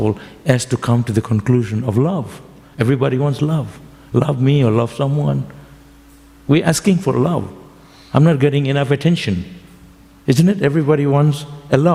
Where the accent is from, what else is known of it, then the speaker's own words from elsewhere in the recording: West Bengal, India; now in Melbourne, Australia; I'm from Bengal, we say samsara varadharma